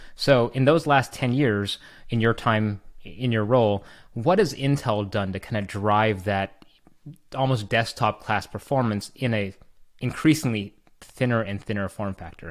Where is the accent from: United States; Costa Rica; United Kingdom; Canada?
Canada; I'm Canadian